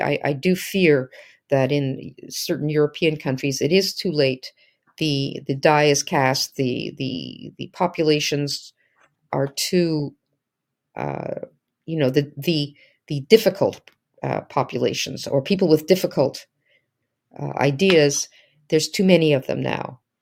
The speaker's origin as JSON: {"language": "English", "country": "Canada", "said": "as a Canadian"}